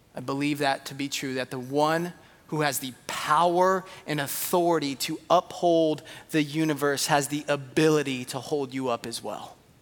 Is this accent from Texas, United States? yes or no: no; San Jose, California, United States; I was born in San Jose.